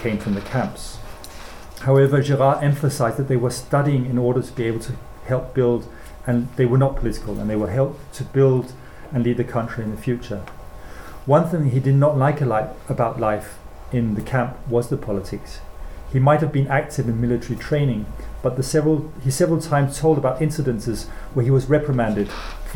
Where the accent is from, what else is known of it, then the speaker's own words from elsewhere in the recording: Denmark; my school German as growing up in Denmark